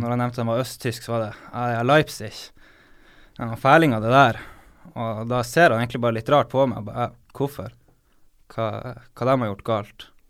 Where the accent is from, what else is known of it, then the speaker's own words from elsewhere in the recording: Harstad, Northern Norway, Norway; Jeg er jo nordlending